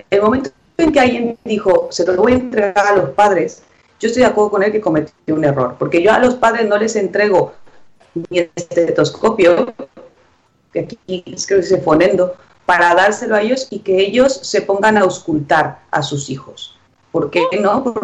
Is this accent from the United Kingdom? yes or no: no; Mexico; Los reyes de los tutoriales somos los mexicanos.